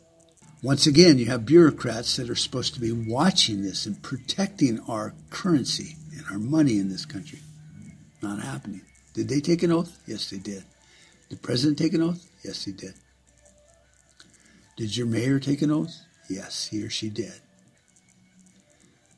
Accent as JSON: {"language": "English", "country": "United States", "said": "As an American"}